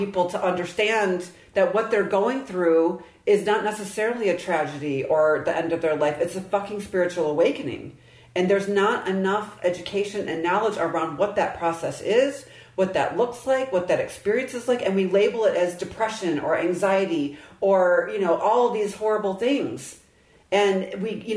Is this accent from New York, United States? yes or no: no; Michigan, United States; I grew up in Michigan